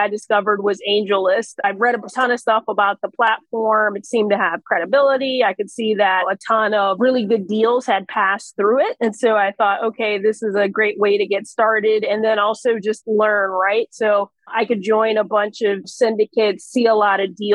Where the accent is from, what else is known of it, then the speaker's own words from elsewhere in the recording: Ocala, Florida, United States; moved away as an adult; also born or lived in London; now in South Florida, United States; I was born in Ocala, Florida, which is horse country in the middle of nowhere in Florida. So I'm a native Floridian